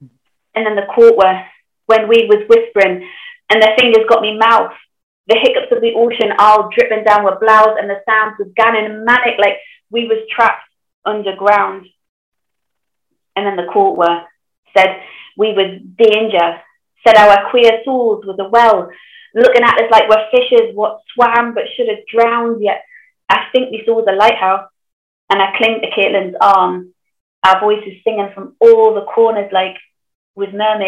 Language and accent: English; Sunderland, North East England, United Kingdom; accent: Geordie; technically I'm a Macam because I'm from Sunderland.